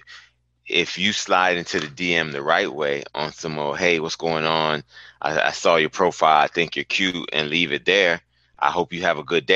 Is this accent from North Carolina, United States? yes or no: no; Miami, Florida, United States; also born or lived in Jamaica (born); now in Orlando, United States; I'm actually from Miami, even though I'm born in Yard